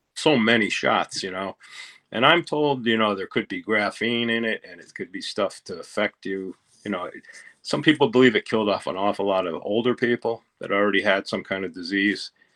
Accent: Pennsylvania, United States; I grew up in Pennsylvania

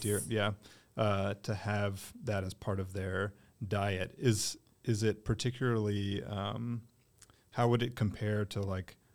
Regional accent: Durham, North Carolina, United States; born or raised there

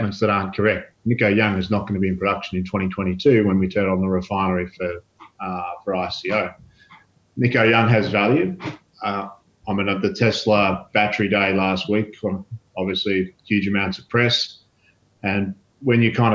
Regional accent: Australia; also born or lived in Brazil; As an Australian

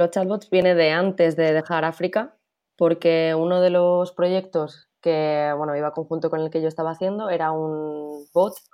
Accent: Madrid, Community of Madrid, Spain; moved away as an adult; also born or lived in Valencia / Czech Republic; Yo soy de Madrid

